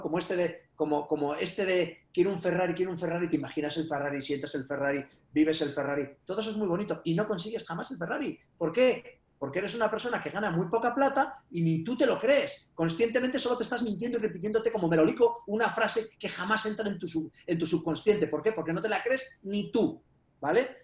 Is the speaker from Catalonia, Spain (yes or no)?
no; Castile and León, Spain; also born or lived in Japan; soy castellano, vivo en Burgos